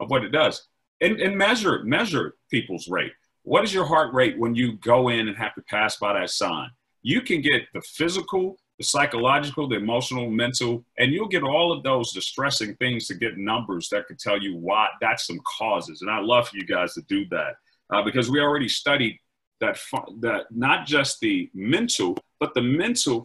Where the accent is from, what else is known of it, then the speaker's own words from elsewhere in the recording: Grenada, Mississippi, United States; school in my hometown of Grenada, Mississippi